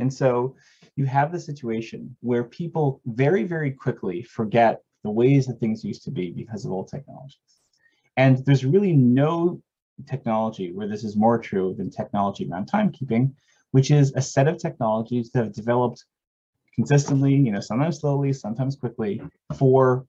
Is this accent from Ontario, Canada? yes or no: yes; Toronto, Ontario, Canada; moved away; I was born and raised in Toronto